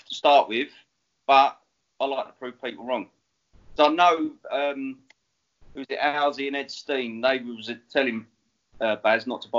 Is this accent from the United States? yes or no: no; Enfield, London, United Kingdom; Well, you're northern to me, aren't you? I'm from Enfield.